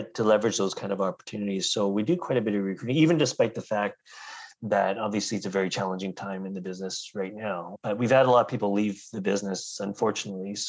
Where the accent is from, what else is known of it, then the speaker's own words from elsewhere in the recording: Richmond, British Columbia, Canada; also born or lived in Kelowna; And I grew up in Richmond, just close to the airport